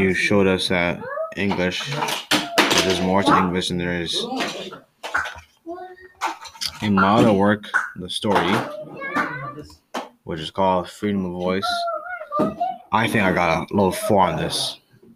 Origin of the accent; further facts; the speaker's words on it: Canada; I was born in Canada